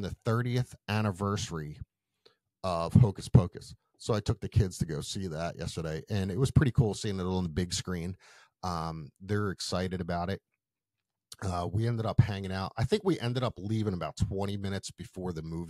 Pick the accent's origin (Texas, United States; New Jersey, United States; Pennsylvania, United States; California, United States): Pennsylvania, United States; Philadelphia; I grew up in Philly